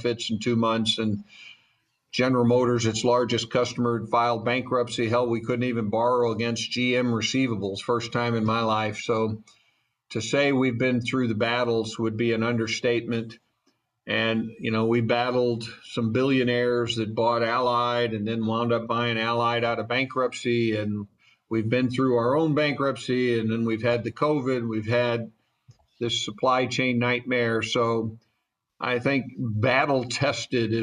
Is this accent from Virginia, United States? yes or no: no; St. Louis, Missouri, United States; now in Atlanta, United States; I was raised in St. Louis